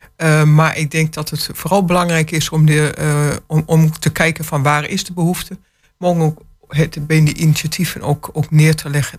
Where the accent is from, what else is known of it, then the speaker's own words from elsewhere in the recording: Enschede, Overijssel, Netherlands; now in Hengelo, Netherlands; ik ben van huis uit, ik ben geboren in Enschede